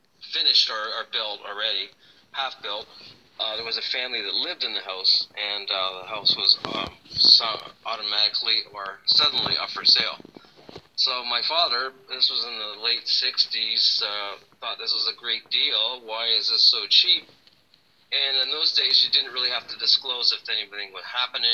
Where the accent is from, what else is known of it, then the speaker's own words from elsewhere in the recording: Toronto, Ontario, Canada; I grew up in Toronto, Canada